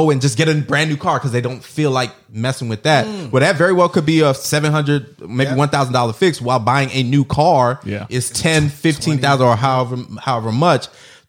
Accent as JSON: {"language": "English", "country": "Jamaica", "said": "For all the Jamaicans out there, I'm Jamaican."}